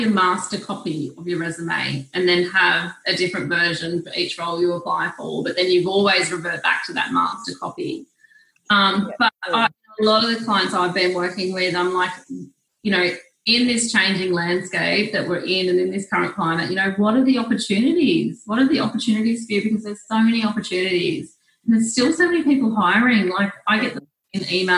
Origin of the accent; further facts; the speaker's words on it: New South Wales, Australia; I'm from New South Wales